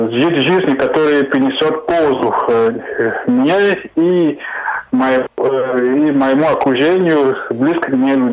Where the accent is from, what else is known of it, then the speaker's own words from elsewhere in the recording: Cameroon; Russian is a second language; moved away; я из Камеруна.